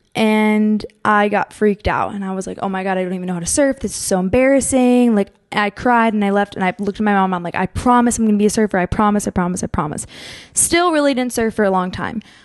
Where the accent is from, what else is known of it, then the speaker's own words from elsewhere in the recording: Pennsylvania, United States; moved away; also born or lived in Monmouth Beach, New Jersey; I grew up in Pennsylvania